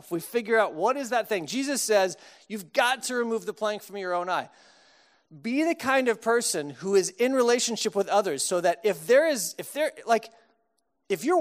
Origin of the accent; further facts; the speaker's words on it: Austin, Texas, United States; now in Chicago, United States; when I moved to Chicago from Texas. I didn't have much of an accent. If you grew up in Austin, you kind of don't really have much of an accent, a few words here and there.